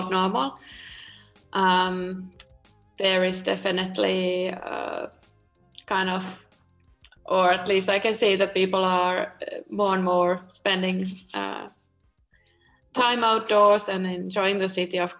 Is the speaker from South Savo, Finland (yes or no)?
no; Espoo, Uusimaa, Finland; also born or lived in Helsinki; I grew up in Tapiola, Espoo, which is the neighboring city to Helsinki.